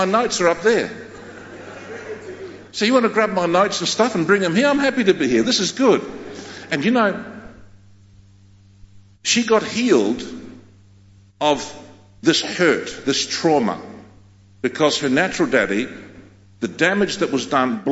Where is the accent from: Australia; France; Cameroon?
Australia; first language Greek; English is a second language; I'm a Australian, born in Australia, but I'm fully Greek. That's my ethnicity. I'm not an Anglo. I'm a Greek man. And my first language was Greek.